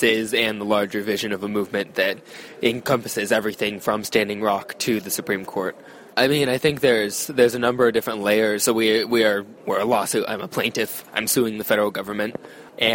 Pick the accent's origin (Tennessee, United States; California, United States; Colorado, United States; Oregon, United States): Oregon, United States; Eugene; I grew up in Eugene, Oregon.